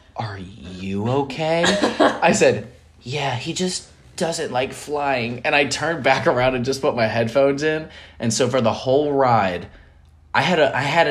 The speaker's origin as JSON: {"language": "English", "region": "Florida", "country": "United States", "said": "we're from Florida"}